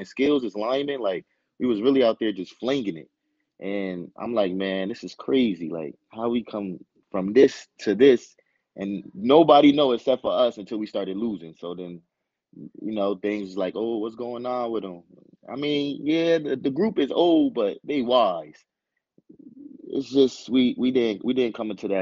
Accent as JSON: {"language": "English", "town": "Paterson", "region": "New Jersey", "country": "United States", "said": "I'm from Patterson. I never left home."}